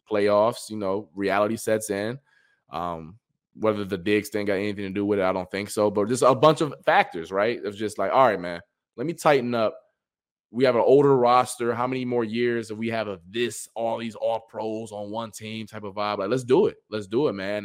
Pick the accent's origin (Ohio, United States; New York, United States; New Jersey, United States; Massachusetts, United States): Ohio, United States; Cleveland; I'm from Cleveland